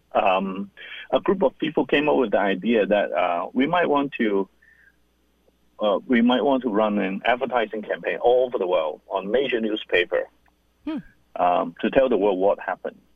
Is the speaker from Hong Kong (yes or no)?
yes; Hong Kong; I'm born and raised in Hong Kong